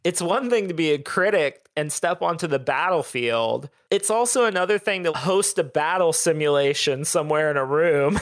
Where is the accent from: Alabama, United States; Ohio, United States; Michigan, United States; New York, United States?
Ohio, United States; Southern; now in Austin, United States; I grew up in Southern Ohio